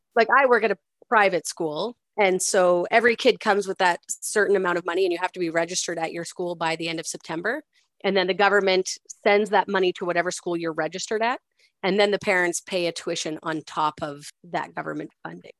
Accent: Nova Scotia, Canada; I grew up in Nova Scotia where, for whatever reason, we called it grade primary

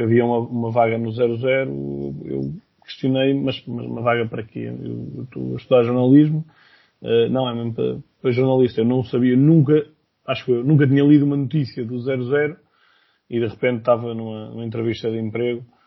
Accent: Viseu, Centro, Portugal; na minha zona, eu sou de Viseu

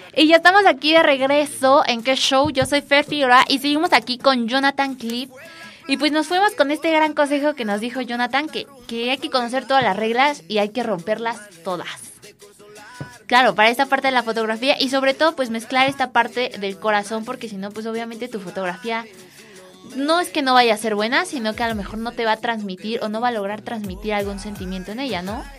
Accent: Mexico; uno como mexicano

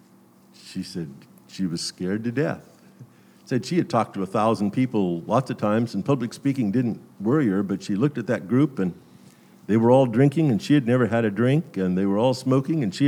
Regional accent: Glendale, California, United States; I grew up in the Glendale City Church

